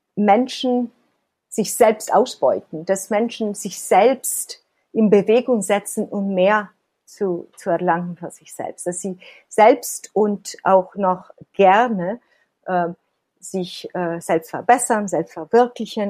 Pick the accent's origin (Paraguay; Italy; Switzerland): Italy; Ich bin Italienerin